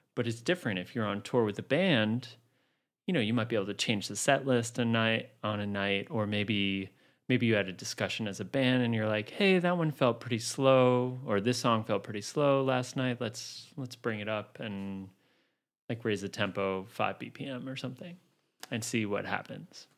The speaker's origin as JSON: {"language": "English", "town": "New City", "region": "New York", "country": "United States", "tie": "born or raised there", "also_born_or_lived": "Queens, New York", "moved": "as an adult", "lives_now": "Brooklyn, United States", "said": "I grew up in Rockland County, suburbs in New City."}